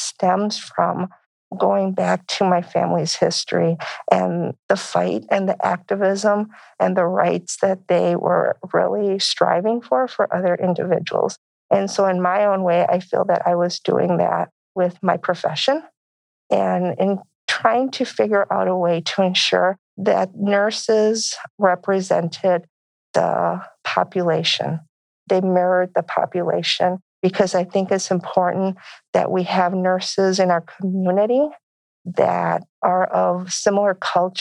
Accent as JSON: {"language": "English", "town": "Crystal City", "region": "Texas", "country": "United States", "said": "I come from a small town in Texas, Crystal City, Texas."}